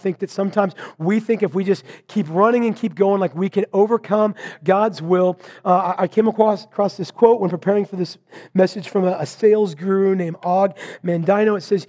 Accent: Vancouver, Washington, United States; I was preparing for a sermon up in my hometown of Vancouver to be preached back in Marysville.

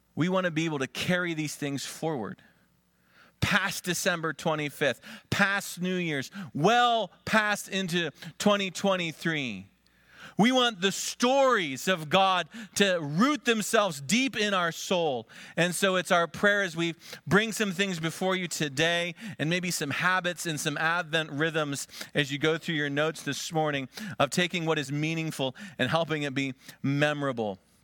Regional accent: Conneautville, Pennsylvania, United States; moved away; my hometown, Conneauttville

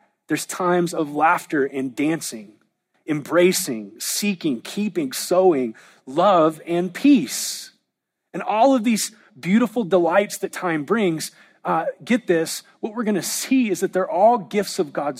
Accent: Southern California, United States; now in Oklahoma, United States; I was raised in Southern California where there really aren't seasons, and moving to Oklahoma

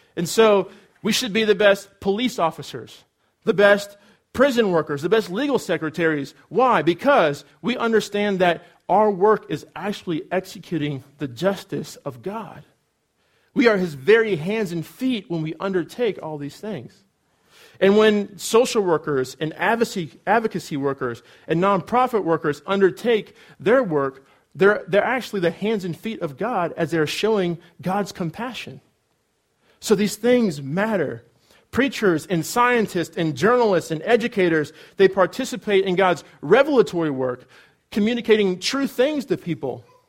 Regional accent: California, United States; moved away as an adult; also born or lived in Cedarville, Ohio; I'm from California, and so it's warm there

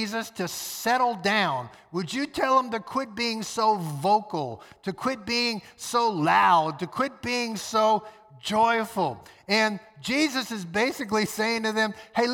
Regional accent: New Orleans, Louisiana, United States; Hurricane Katrina came sweeping through my hometown, New Orleans

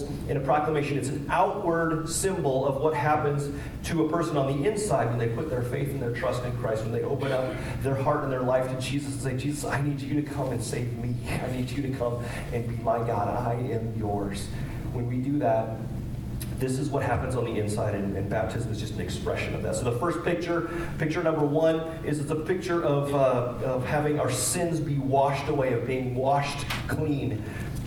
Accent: Kewanee, Illinois, United States; growing up in Kewaunee, not far from here

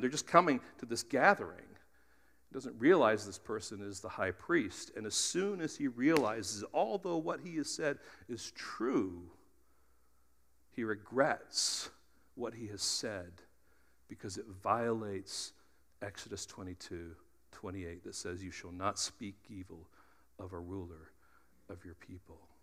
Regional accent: United States; we're Americans

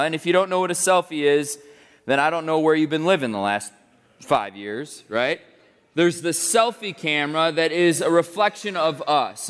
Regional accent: United States; as American people

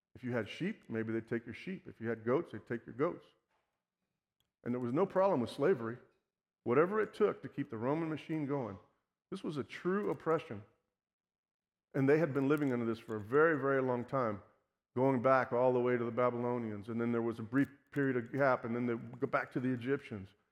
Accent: Houston, Texas, United States; I was born and raised here in Houston

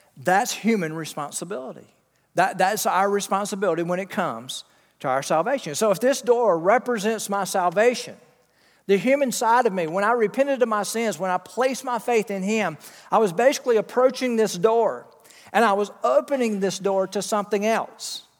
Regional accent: Wilmington, North Carolina, United States; my hometown

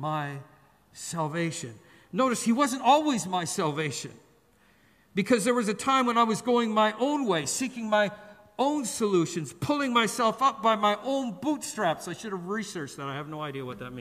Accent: Canada; now in Singapore; We're Canadian

